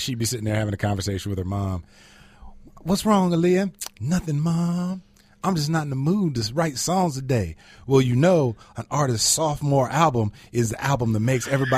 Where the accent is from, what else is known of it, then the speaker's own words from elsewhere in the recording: Virginia, United States; I grew up I was born in Virginia